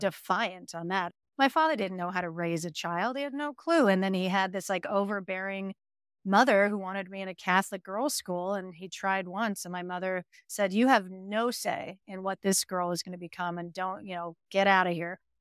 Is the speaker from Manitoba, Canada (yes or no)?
no; Montreal, Quebec, Canada; moved away; Growing up in Montreal, you really have a fear that you're never gonna leave